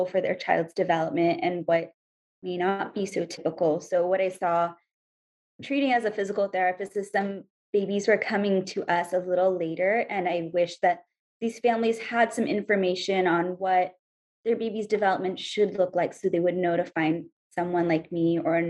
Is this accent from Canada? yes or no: no; India; now in Hawaii, United States; I'm Indian.